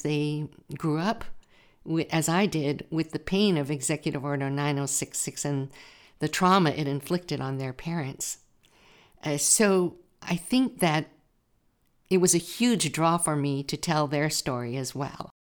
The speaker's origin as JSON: {"language": "English", "town": "Watsonville", "region": "California", "country": "United States", "tie": "born or raised there", "said": "I grew up in Watsonville"}